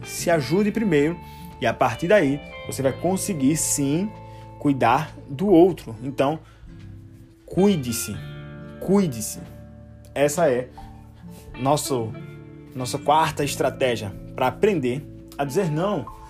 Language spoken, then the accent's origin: Portuguese; Recife, Pernambuco, Brazil; now in Limoeiro, Brazil; Cresci, nasci em Recife e hoje eu moro numa cidade mais distante chamada Limoeiro, que fica também em Pernambuco